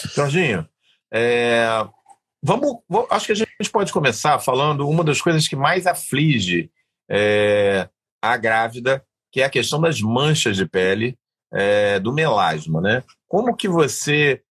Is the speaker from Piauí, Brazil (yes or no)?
no; Rio de Janeiro, Brazil; existia uma maternidade aqui no Rio, onde eu nasci, que já não existe mais